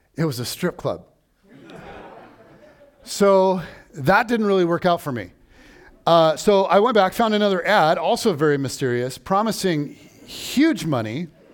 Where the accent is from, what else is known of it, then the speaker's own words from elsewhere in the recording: United States; I am an American